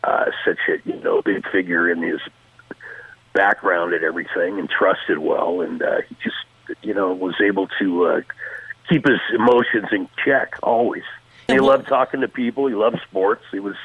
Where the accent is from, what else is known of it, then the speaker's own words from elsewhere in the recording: Tacoma, Washington, United States; Well, for me, I grew up in Tacoma, Washington. I'm a 70s kid. 1957, I was born up there.